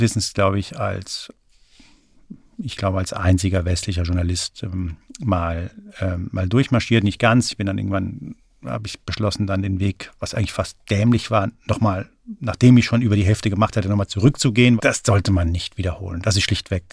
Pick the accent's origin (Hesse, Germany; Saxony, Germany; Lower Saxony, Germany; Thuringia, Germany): Hesse, Germany; Frankfurt; now in Berlin, Germany; Ich bin in Frankfurt aufgewachsen